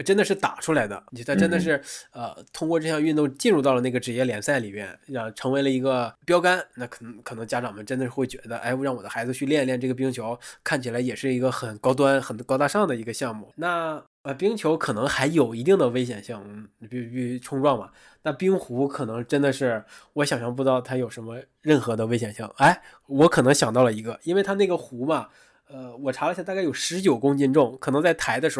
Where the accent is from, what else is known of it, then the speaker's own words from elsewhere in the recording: Northeast China, China; 虽然我在东北长大，我对无论是滑雪还是滑冰。可能都会稍微的接触过一点点